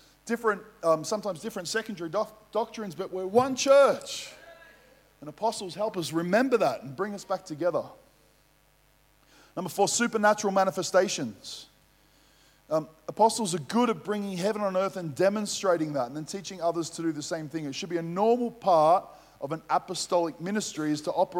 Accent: Melbourne, Victoria, Australia; I grew up playing football in Melbourne.

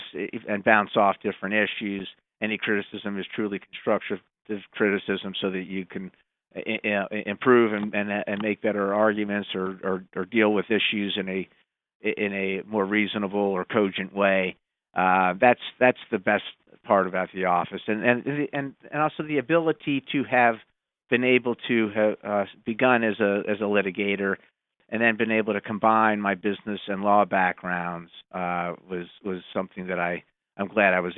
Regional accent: Montgomery County, Maryland, United States; I'm from Montgomery County

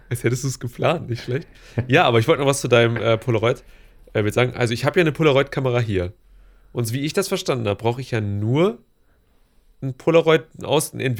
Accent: Hanover, Lower Saxony, Germany; bei mir als echter Hannoveraner

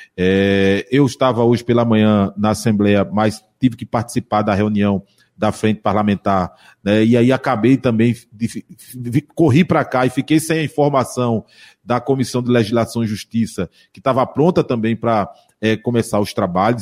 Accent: Jaboatão dos Guararapes, Pernambuco, Brazil; eu sou também de Jaboatão

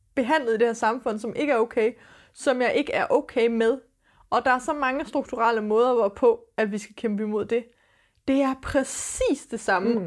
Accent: Denmark; vi er født i Danmark med den hudfarve

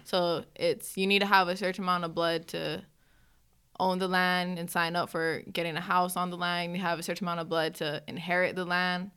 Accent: Hilo, Hawaii, United States; moved away as an adult; now in Oregon, United States; I was born and raised in Hawaii

